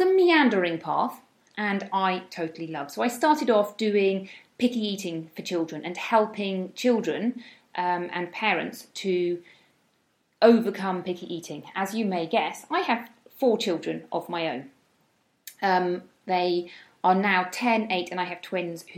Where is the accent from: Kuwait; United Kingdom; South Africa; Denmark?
United Kingdom; moved away as an adult; now in Spain; I am from the UK, as you may be able to tell by my accent